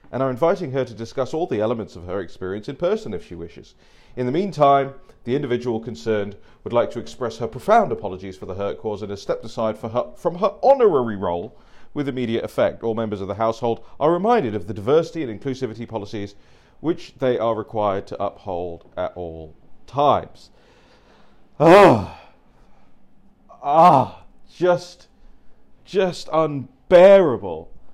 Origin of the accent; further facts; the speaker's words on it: London, United Kingdom; moved away as an adult; now in United States; I grew up in Uxbridge. I grew up in London